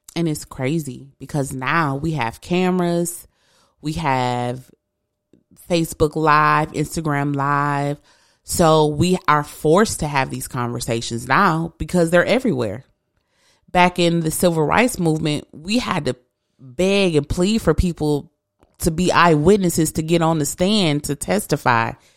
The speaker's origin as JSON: {"language": "English", "region": "east side of Michigan", "country": "United States", "moved": "yes", "lives_now": "West Michigan, United States", "said": "I'm not from West Michigan. I'm from the east side of the state."}